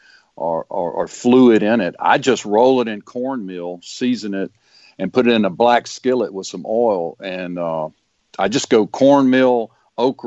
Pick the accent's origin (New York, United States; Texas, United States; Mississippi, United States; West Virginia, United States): Mississippi, United States; Wiggins; moved away; also born or lived in Perkinston, Mississippi; I grew up in Wiggins and Perkinston